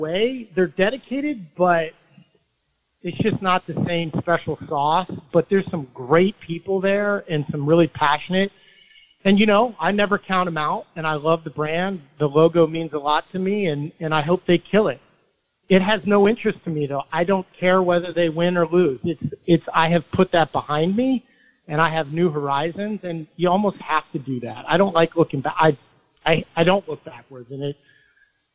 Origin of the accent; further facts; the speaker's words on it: Logan, Utah, United States; moved away; also born or lived in Longmont, Colorado; I was born in Logan, Utah